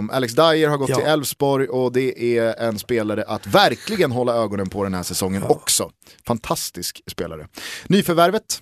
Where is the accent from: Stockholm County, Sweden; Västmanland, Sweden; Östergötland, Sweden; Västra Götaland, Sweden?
Stockholm County, Sweden; Stockholm; vår styrka som podcast är att vi har kommit bort från det här att vi är två dryga stockholmare.